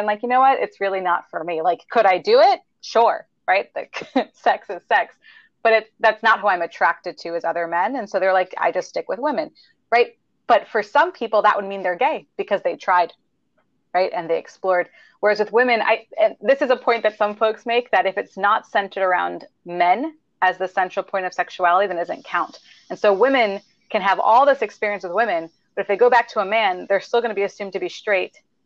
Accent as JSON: {"language": "English", "town": "New York City", "region": "New York", "country": "United States", "said": "I am a Jew from Queens, New York"}